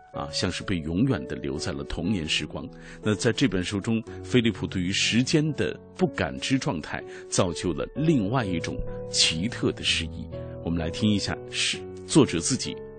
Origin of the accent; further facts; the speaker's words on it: China; 我们中国人表达爱的这种方式